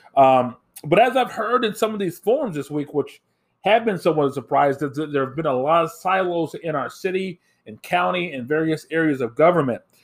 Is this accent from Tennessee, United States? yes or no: no; Indiana, United States; now in Minnesota, United States; Where I grew up in Indiana